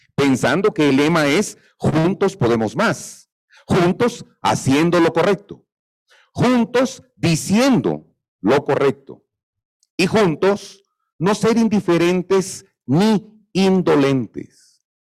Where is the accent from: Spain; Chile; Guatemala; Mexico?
Guatemala; Yo soy guatemalteco, me considero nacionalista, amo a mi Guatemala